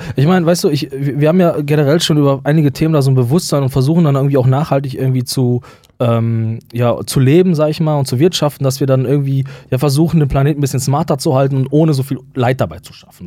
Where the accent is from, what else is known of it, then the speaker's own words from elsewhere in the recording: West Germany, Germany; bei uns im Westen hat man ja relativ stark sich darum bemüht, den Nationalsozialismus aufzuklären.